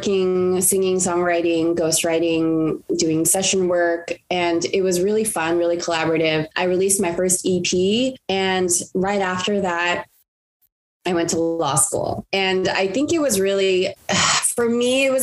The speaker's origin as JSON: {"language": "English", "town": "Los Angeles", "region": "California", "country": "United States", "tie": "born or raised there", "said": "I grew up in the San Gabriel Valley of Los Angeles, California"}